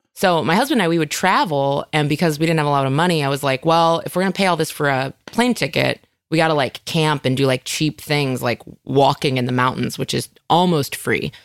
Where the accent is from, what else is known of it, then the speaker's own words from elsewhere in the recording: Northern California, United States; moved away; also born or lived in Chicago; I grew up in Northern California